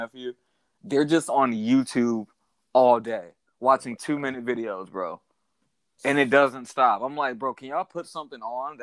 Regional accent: United States; being an American

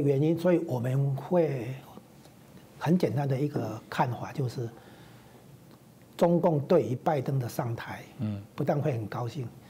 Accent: Taiwan; 这绝对不是说我们台湾这边能比得上的啦

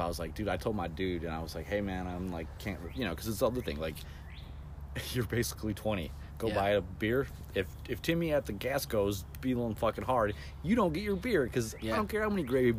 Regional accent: Northwest Ohio, United States; I grew up in Northwest Ohio, so if you like, that's basically South Detroit.

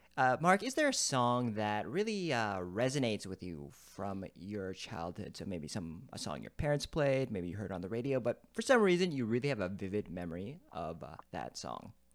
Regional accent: Toronto, Ontario, Canada; as another Torontonian

